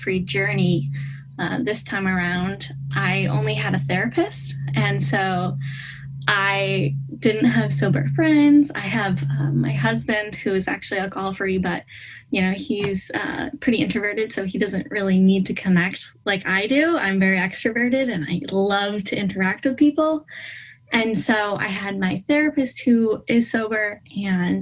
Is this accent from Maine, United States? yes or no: yes; Maine, United States; I am from Maine, northeast of the United States